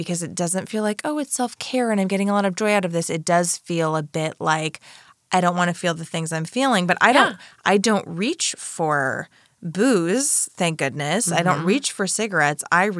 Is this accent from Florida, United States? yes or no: yes; Florida, United States; I grew up in Florida.